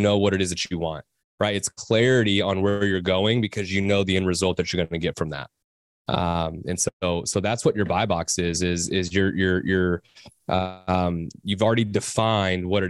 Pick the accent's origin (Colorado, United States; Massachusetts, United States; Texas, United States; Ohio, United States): Texas, United States; We're from Texas